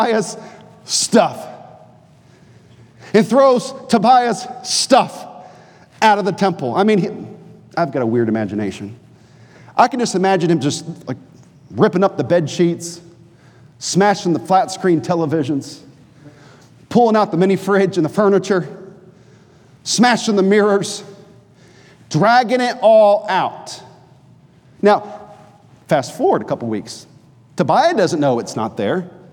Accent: New Hampshire, United States; moved away; also born or lived in North Carolina; I'm from New Hampshire, not really North Carolina

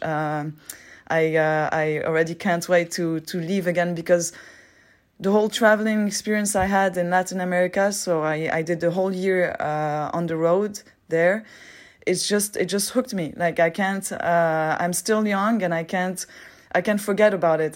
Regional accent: Geneva, Switzerland; English is a second language; I'm from Switzerland. I'm twenty-eight years old. Uh, I grew up in Geneva

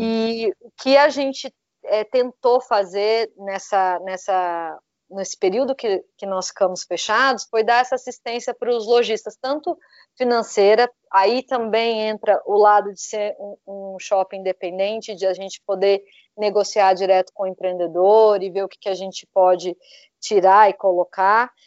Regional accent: Brazil; also born or lived in São José dos Campos, Brazil; nós que somos brasileiros

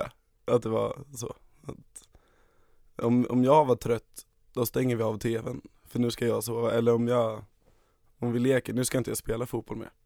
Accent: Stockholm, Stockholm County, Sweden; Och det är precis där jag växte upp. Det är en lägenhet som ligger precis ovanför skateparken

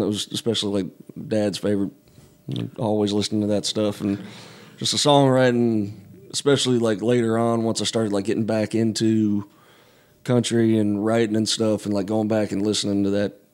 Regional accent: outside of Asheville, North Carolina, United States; I grew up in North Carolina, um, up in the mountains uh, outside of Asheville

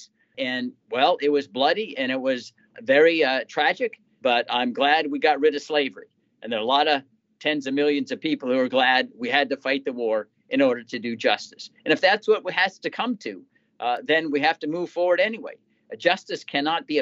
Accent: United States; who was born and raised in Washington

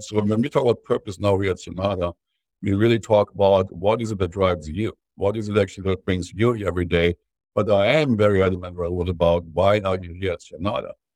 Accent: Germany; growing up in Germany

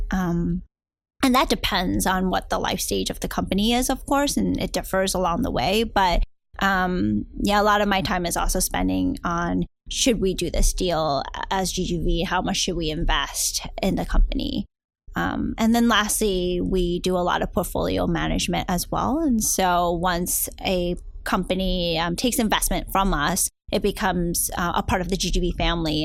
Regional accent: New Jersey, United States; also born or lived in Hong Kong / New York City / Brooklyn, New York / Peru; now in Silicon Valley, United States; eventually moved and grew up my childhood in New Jersey.

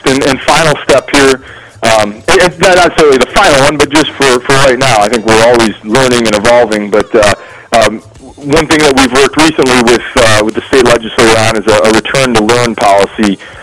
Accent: Joliet, Illinois, United States; I'm from Joliet originally and played football at Joliet Catholic

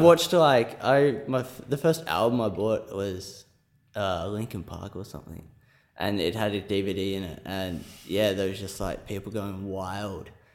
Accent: Scone, New South Wales, Australia; moved away as an adult; also born or lived in Sydney; I'm from New South Wales. I'm from a small country town called Scone, population about three thousand.

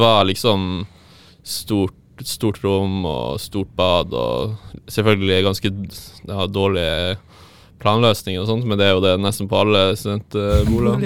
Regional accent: Tromsø, Troms, Norway; now in Trondheim, Norway; Jeg er fra Tromsø, og jeg studerer tredje året på film- og videoproduksjon på NTNU Dragvoll i Trondheim

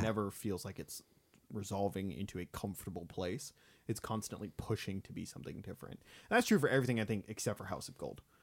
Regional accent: Bakersfield, California, United States; my hometown of Bakersfield

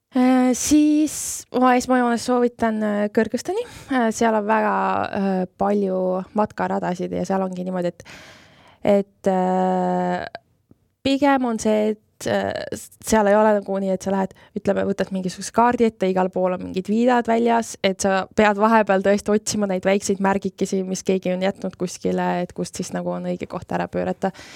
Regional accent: Estonia; mina ütlesin Eestist

